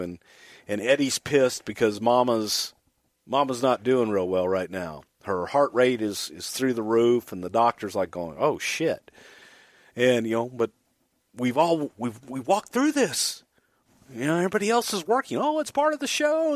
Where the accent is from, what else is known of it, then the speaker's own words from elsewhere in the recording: Houston, Texas, United States; also born or lived in El Paso, Texas; I was born in El Paso, grew up in Houston